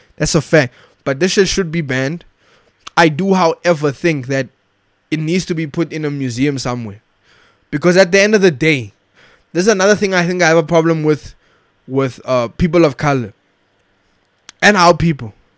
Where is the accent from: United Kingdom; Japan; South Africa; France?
South Africa; as a South African, I want my children to know about this apartheid flag